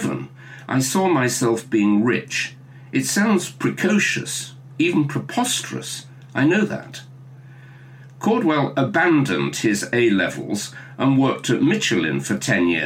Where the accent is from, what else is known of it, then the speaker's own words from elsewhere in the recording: Staffordshire, West Midlands, United Kingdom; I have an affection for Staffordshire. My mother came from there, and it's where I was born